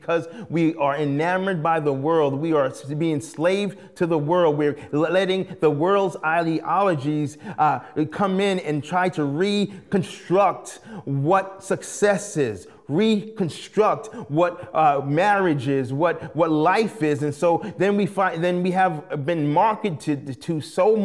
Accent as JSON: {"language": "English", "country": "United States", "also_born_or_lived": "British Columbia, Canada", "moved": "as an adult", "said": "being an American"}